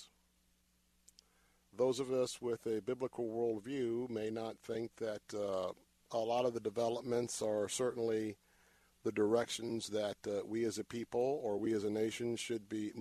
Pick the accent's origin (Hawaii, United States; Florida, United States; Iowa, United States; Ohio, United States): Florida, United States; Tampa; I was born and raised here in Tampa. Lived in Tampa all of my life